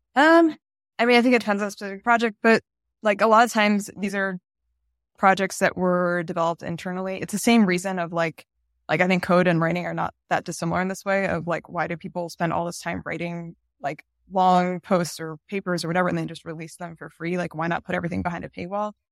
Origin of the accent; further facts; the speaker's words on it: United States; I, I'm American